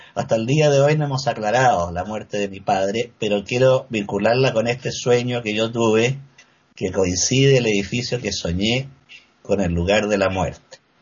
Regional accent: Valdivia, Los Ríos, Chile; moved away as an adult; now in Santiago, Chile; Yo me crié en Valdivia, una ciudad situada al sur de Chile

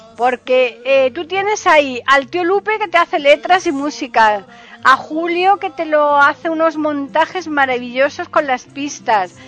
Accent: Andalusia, Spain; yo soy de aquí de Andalucía

